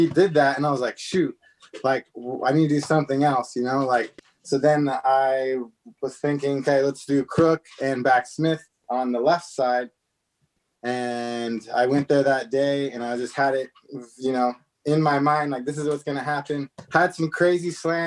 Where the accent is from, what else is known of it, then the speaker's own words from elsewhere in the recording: Newport Beach, Ojai, California, United States; also born or lived in Santa Barbara, California / Los Angeles, California; now in Orange County, United States; I was born in Newport Beach, then went to high school in Ojai, California, a little bit up north, and college Santa Barbara